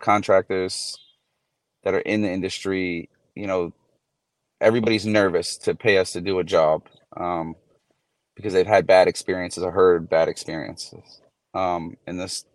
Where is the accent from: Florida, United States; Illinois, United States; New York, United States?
New York, United States; New York City; now in Port St. Lucie, United States; I grew up in New York City